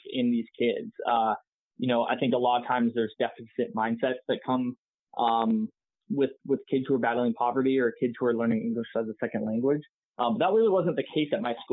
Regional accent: San Jose, California, United States; I grew up here in San Jose, ended up going to UC Davis for school.

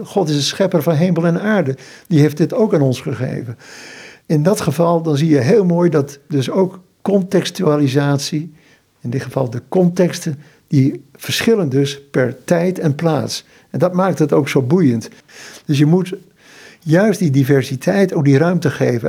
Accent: Netherlands; moved away as an adult; also born or lived in Indonesia / Haiti; ons als Nederlanders

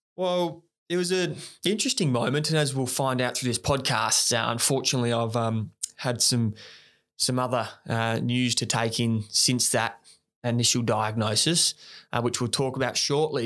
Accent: Australia; as young Aussie guys

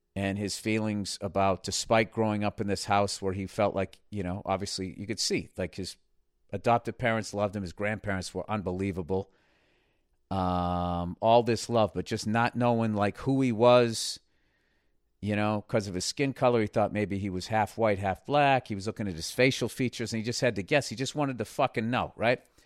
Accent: United States; speaking beautiful French as an American

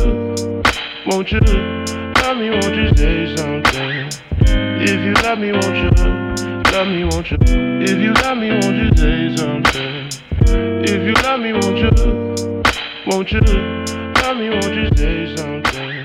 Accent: San Diego, California, United States; we grew up together in the dance community here in San Diego

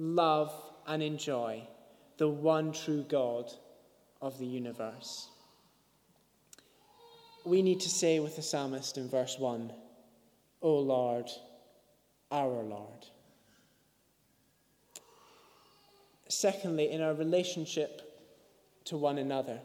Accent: Scotland, United Kingdom; I'm Scottish

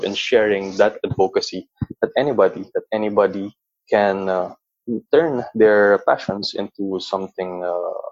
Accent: Philippines; growing up as a Filipino or within a Filipino context

